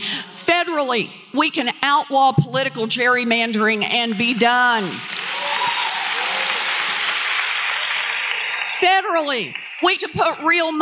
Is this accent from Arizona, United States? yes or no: no; Oklahoma, United States; I grew up out in Oklahoma, paycheck to paycheck family